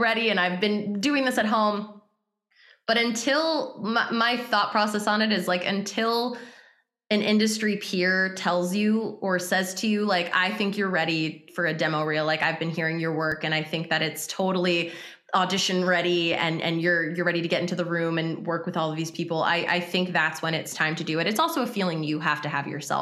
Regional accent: United States; I'm American

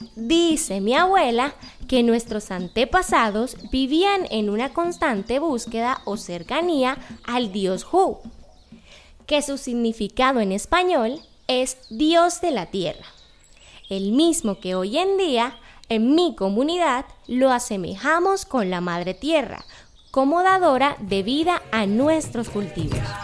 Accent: Malambo, Atlántico, Colombia; pertenezco al pueblo indígena Mocaná del territorio de Malambo en el Atlántico

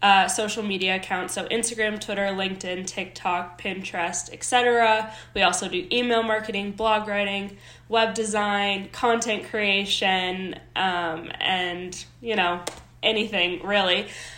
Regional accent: Minnesota, United States; moved away as an adult; now in Colorado, United States; I was born and raised in Minnesota

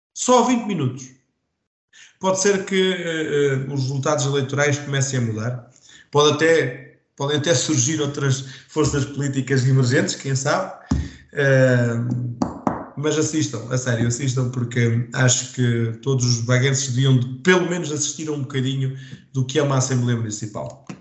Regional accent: Vagos, Centro, Portugal

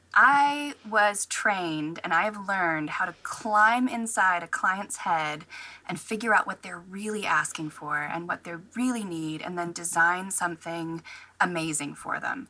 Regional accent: Tennessee, United States; moved away as an adult; now in Virginia, United States; I was actually born and raised in Tennessee

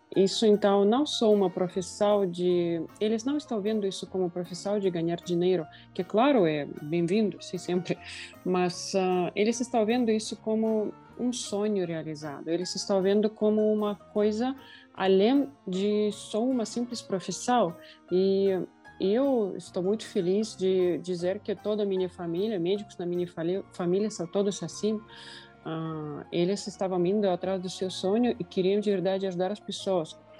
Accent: Russia; Portuguese is a second language; moved away; a cidade onde eu nasci, é a cidade de dois mil, duzentos mil habitantes na Rússia

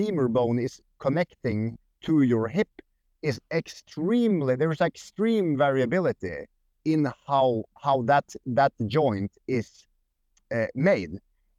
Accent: Sweden; accent: Swedish; English is a second language; moved away; also born or lived in Norway; I had like a Swedish accent

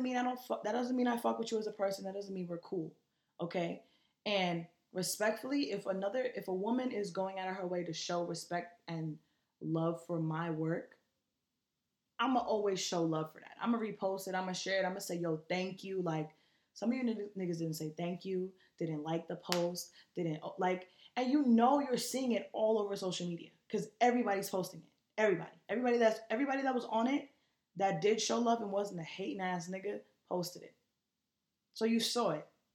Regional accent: New York, United States; I'm from New York

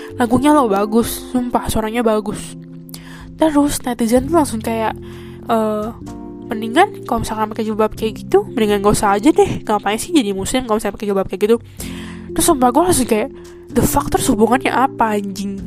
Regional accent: Indonesia; moved away as an adult; now in Taiwan; gua orang Indo

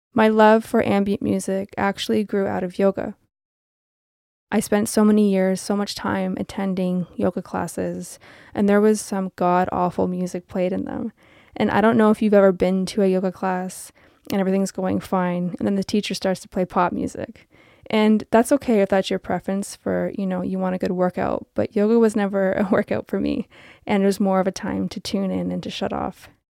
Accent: Toronto, Ontario, Canada; I am from Toronto

